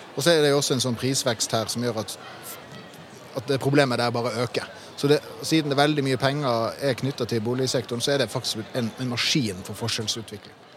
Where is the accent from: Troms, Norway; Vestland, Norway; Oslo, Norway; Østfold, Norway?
Troms, Norway; Tromsø; I min hjemby i Tromsø